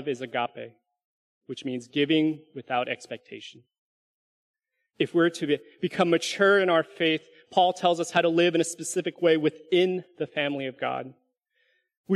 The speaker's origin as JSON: {"language": "English", "region": "California", "country": "United States", "also_born_or_lived": "Alabama", "moved": "yes", "lives_now": "Dallas, United States", "said": "Some of you can share this sentiment as Californians, right? This was one of the comforts of home that I missed when I first moved away in 2006"}